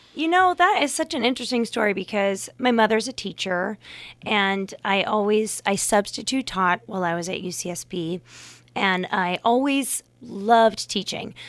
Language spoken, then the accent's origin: English; Fremont, California, United States; moved away as an adult; also born or lived in Santa Barbara, California / New York; now in Napa Valley, United States; I grew up in Fremont, California